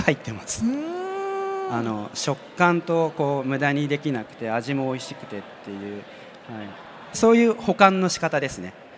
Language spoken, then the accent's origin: Japanese; Niigata, Japan; moved away; 新潟の出身